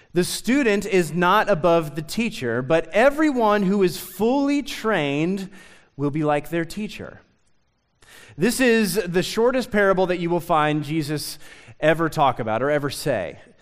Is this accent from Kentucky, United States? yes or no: yes; Lexington, Kentucky, United States; also born or lived in Nicholasville, Kentucky; I grew up in Lexington